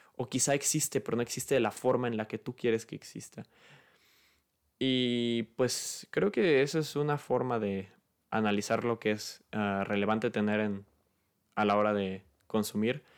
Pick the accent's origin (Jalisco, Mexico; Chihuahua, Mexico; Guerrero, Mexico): Jalisco, Mexico; Guadalajara; yo soy de Guadalajara